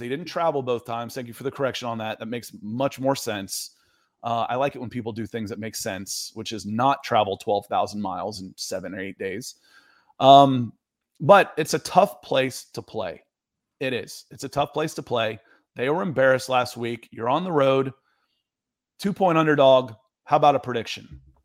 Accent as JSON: {"language": "English", "town": "Atlanta", "region": "Georgia", "country": "United States", "tie": "born or raised there", "also_born_or_lived": "Cleveland, Ohio", "said": "I was born in Cleveland. I grew up in Atlanta"}